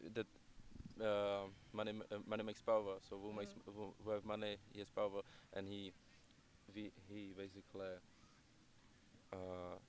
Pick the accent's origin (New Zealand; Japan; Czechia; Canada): Czechia; Prague; now in London, United Kingdom; I came from Czech Republic. I lived in Prague, which is my capital